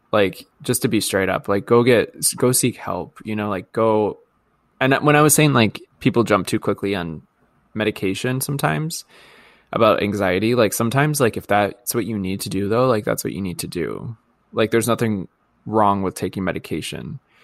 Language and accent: English; Midwest, United States; accent: Midwest; my Midwest accent.